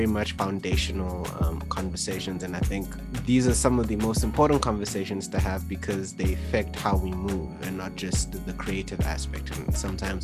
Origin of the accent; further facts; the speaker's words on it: Kenya; I grew up in Kenya and Generations was on in Kenya as a primetime show.